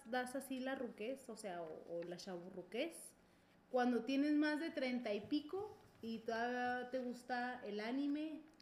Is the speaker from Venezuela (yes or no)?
no; Ciudad Juárez, Chihuahua, Mexico; yo que, yo que soy de Juárez, mucho tiempo en Juárez